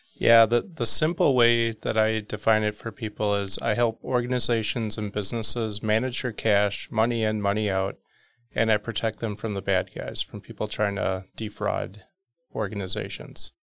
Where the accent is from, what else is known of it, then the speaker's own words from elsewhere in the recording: South Milwaukee, Wisconsin, United States; South Milwaukee